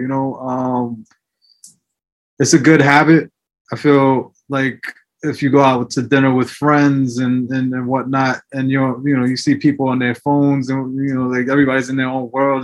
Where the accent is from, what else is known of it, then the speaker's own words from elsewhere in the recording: New York City, New York, United States; also born or lived in El Salvador; when I was younger, I was growing up in the Bronx